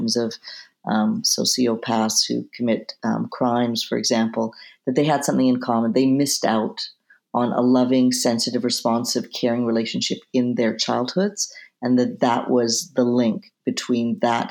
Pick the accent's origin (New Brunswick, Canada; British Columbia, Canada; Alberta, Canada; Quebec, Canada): British Columbia, Canada; Vancouver; moved away; also born or lived in Jerusalem; I'm originally from Vancouver, Canada